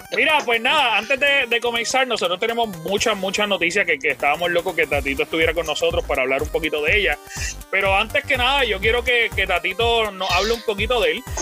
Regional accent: Puerto Rico; Yo soy puertorriqueño, estoy orgulloso de ser puertorriqueño.

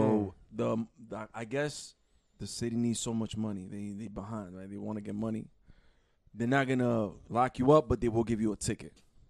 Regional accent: New York City, New York, United States; I'm from Queens. We from Queens.

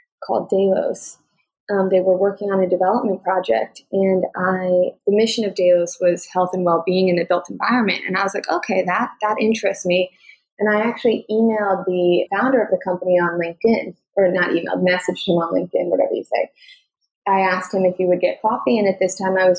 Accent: New York, United States; I'm a New Yorker

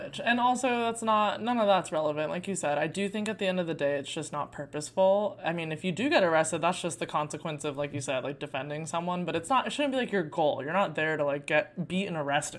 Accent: Arizona, United States; I grew up in Arizona

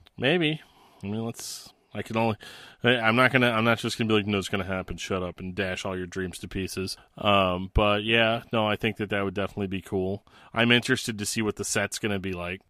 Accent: Missouri, United States; moved away; my home state of Missouri

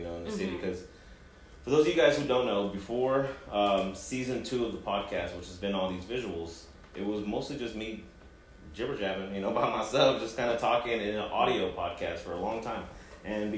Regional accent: Kansas City, Kansas, United States; first language Spanish; English is a second language; also born or lived in Ciudad Juárez, Chihuahua, Mexico / East Los Angeles, California; this is where I was raised from, like, the time I was 4 or 5 years old, you know, because I grew up in Bethany right there in Central, in Kansas City, Kansas

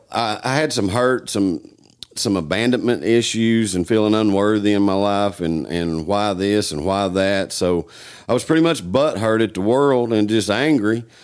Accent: Newport, Tennessee, United States; Um, I'm from Newport, Tennessee.

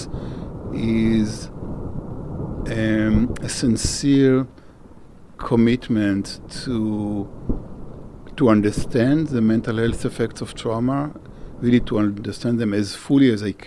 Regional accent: Israel; moved away as an adult; now in United States; I grew up in Israel

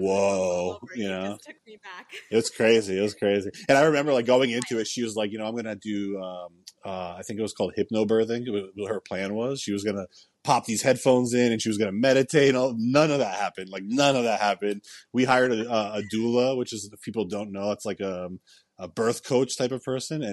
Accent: New Jersey, United States; moved away as an adult; now in Florida, United States; I was born and raised in New Jersey, so they're all still there. And I've been in Florida for 10 years now.

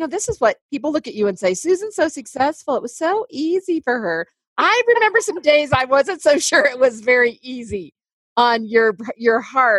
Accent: Indiana, United States; now in Colorado, United States; I came from Indiana where it's beautiful and flat, right?

